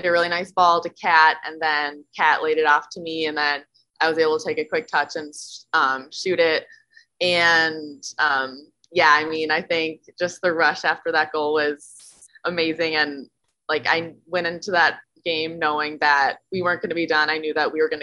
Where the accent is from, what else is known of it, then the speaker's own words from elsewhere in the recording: Plymouth, Minnesota, United States; moved away as an adult; also born or lived in Chicago, Illinois; my home state